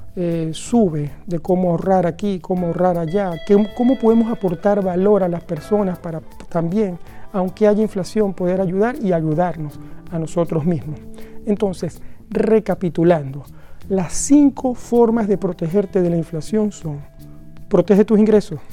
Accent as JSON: {"language": "Spanish", "country": "Venezuela", "moved": "yes", "lives_now": "Norway", "said": "el país de donde vengo, Venezuela"}